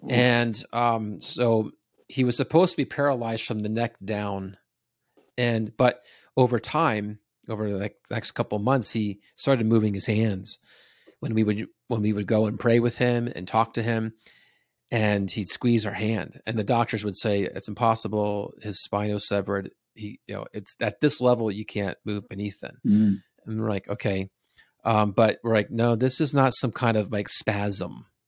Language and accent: English; New Jersey, United States; I grew up in New Jersey, so the east coast of the United okay. States.